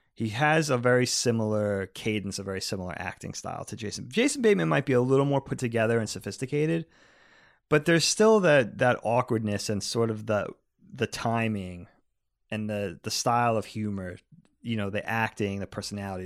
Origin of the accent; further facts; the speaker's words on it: East Coast, United States; we grew up on the East Coast